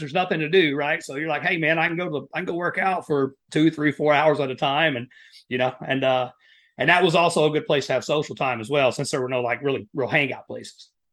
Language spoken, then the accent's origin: English; Appalachia, Southeast Kentucky, United States; moved away; I grew up in Appalachia, uh, you know, that Southeast Kentucky area right there in the, the coal mining country